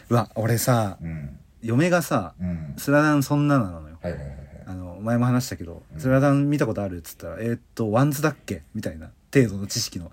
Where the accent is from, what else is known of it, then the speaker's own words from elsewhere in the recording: Tokyo, Japan; 千九百八十六年生まれ、東京育ちの二人